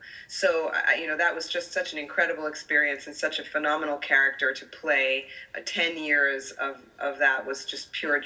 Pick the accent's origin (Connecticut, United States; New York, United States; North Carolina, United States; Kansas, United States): New York, United States; New York City; I grew up in New York City